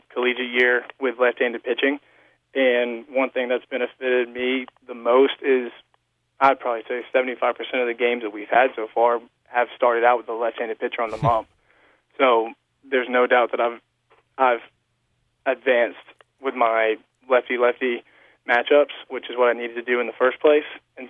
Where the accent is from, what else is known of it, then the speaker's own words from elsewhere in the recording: Fairhope, Alabama, United States; I'm from Fairhope, Alabama